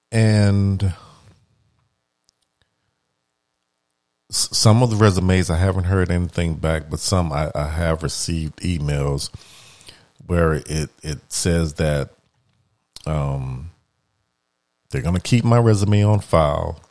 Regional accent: New Orleans, Louisiana, United States; moved away; I'm from New Orleans. And, you know, I have family members that are still there

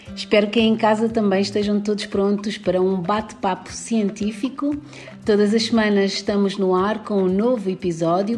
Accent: Mozambique; de Moçambique, que eu conheço e de onde eu sou

